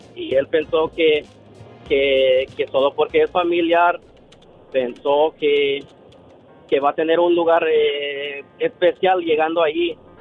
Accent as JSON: {"language": "Spanish", "country": "Guatemala", "moved": "yes", "lives_now": "United States", "said": "yo soy de Guatemala"}